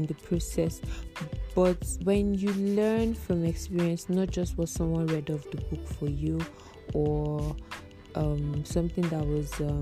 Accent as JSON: {"language": "English", "region": "Abia", "country": "Nigeria", "moved": "yes", "lives_now": "Abakaliki, Nigeria", "said": "I live in Abakiliki, Ebonyi State, and I'm from Abia State"}